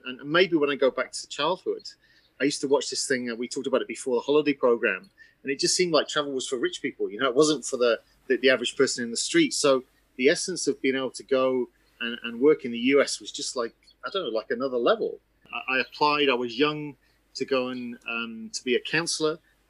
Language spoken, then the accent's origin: English; England, United Kingdom; It's very difficult to understand where that comes from because it's tough growing up in England and yet wanting to proclaim to people that you're from the enemy.